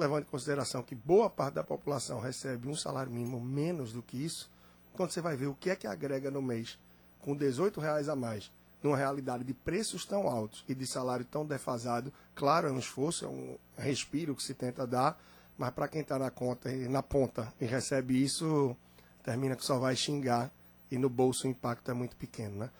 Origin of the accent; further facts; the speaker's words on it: Brazil; somos nós brasileiros